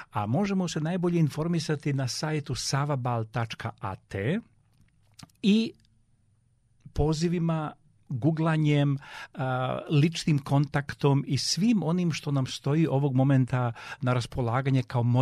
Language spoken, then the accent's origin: Croatian; Serbia; Um, mi kao Srbi smo specifičan um, narod, moram to, moram to reći, ali u najpozitivnijem smislu e, i zbog temperamenta, zbog kreativnosti, zbog snalažljivosti.